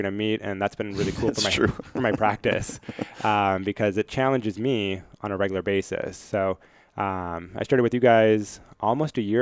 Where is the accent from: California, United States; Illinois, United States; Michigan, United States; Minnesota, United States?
Minnesota, United States; moved away as an adult; now in Virginia, United States